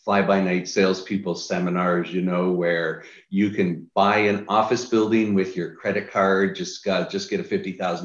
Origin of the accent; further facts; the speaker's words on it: Niagara Falls, Ontario, Canada; now in United States; I'm originally from Niagara Falls, Canada, moved to the US, been here about 25 years